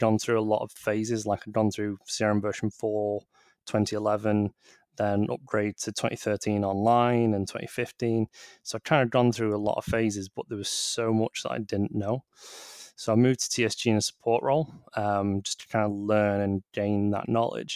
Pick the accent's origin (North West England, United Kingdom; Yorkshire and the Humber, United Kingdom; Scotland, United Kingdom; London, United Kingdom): North West England, United Kingdom; Manchester; I'm from Manchester myself.